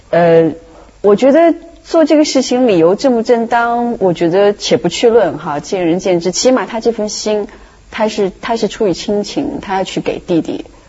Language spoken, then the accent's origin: Chinese; China; 我觉得这好像是我们中国人身上很自然的一种东西